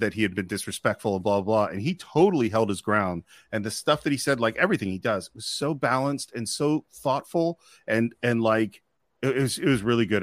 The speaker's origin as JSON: {"language": "English", "area": "Marin County", "region": "California", "country": "United States", "tie": "born or raised there", "said": "I grew up in Marin County"}